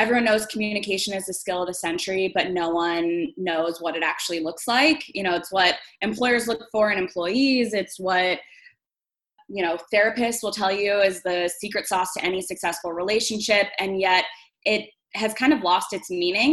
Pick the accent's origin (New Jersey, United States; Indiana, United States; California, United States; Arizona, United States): Arizona, United States; Tucson; moved away as an adult; now in Chicago, United States; I'm actually from Tucson, Arizona, born and raised Tucsonan